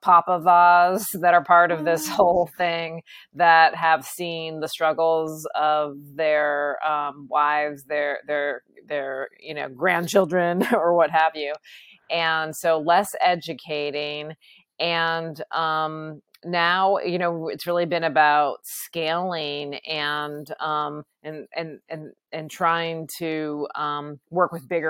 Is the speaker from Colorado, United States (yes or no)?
no; Vermont, United States; I'm from Vermont